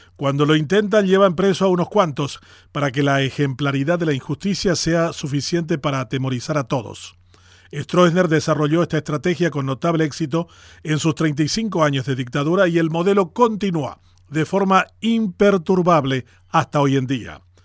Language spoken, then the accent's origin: Spanish; Paraguay; así nomás somos los paraguayos